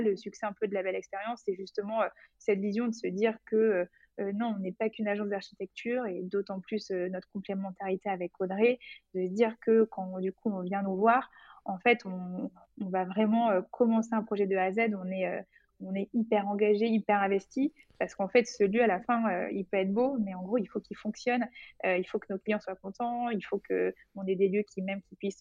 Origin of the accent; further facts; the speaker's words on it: Bordeaux, Nouvelle-Aquitaine, France; moved away; also born or lived in Paris; je viens de Bordeaux